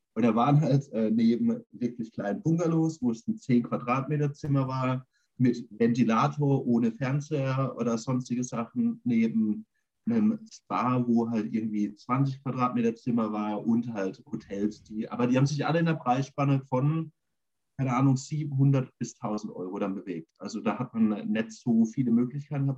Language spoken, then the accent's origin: German; Germany; ich bin ja in Schöpfronn auf dem Dorf groß geworden